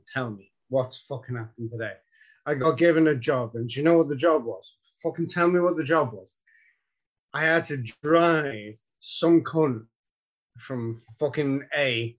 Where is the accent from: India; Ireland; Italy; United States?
Ireland; I'm fucking Irish